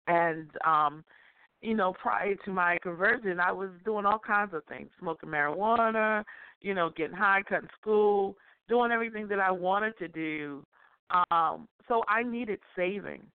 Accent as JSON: {"language": "English", "town": "Boston", "region": "Massachusetts", "country": "United States", "tie": "born or raised there", "said": "I grew up in Dorchester, Massachusetts"}